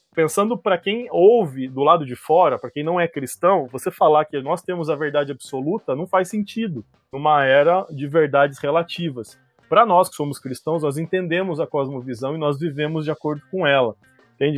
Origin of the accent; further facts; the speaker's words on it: Curitiba, Paraná, Brazil; eu sou aqui de Curitiba